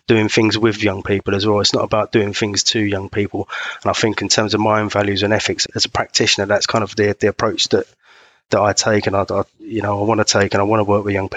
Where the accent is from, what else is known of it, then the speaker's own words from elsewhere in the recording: London, United Kingdom; now in Highland, United Kingdom; I'm originally from London.